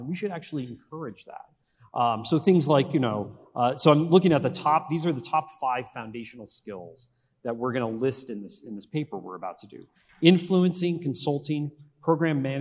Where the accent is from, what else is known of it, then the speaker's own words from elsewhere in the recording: Northeastern Pennsylvania, United States; When I was growing up in Northeastern Pennsylvania, my father was a teacher